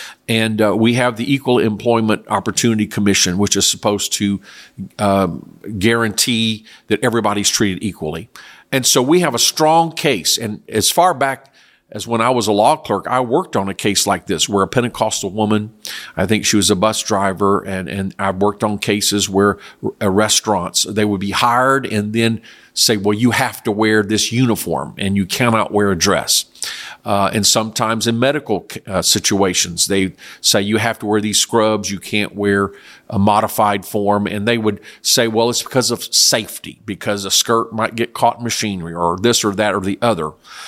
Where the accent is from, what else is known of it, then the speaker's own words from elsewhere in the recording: South Korea; I know when I grew up in Korea years ago, the government had a dress code for public schools.